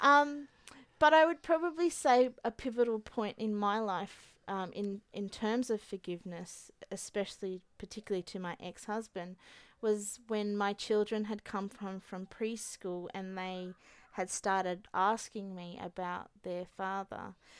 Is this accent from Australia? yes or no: yes; Australia; So the year that my mum came to Australia, the year I was born. So I was her first Australian baby.